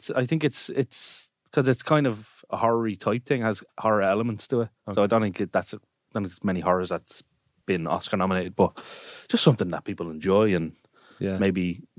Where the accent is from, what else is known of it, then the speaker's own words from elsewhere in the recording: Ireland; Obviously, I'm Irish.